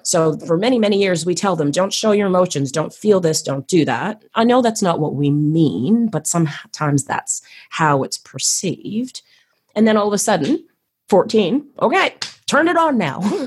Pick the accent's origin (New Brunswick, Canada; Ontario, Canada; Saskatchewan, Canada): Ontario, Canada; Toronto; moved away as an adult; also born or lived in Queensland, Australia; now in Perth, Australia; I was born and bred in Toronto, Canada